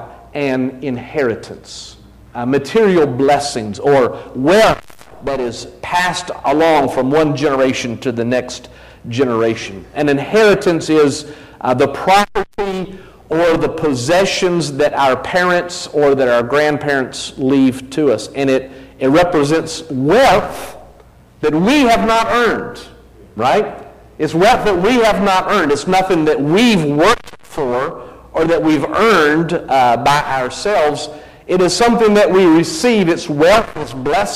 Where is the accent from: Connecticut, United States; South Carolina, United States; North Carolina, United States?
North Carolina, United States; New Bern; also born or lived in mountains of Virginia; I was born in Virginia, the mountains of Virginia, grew up in New Bern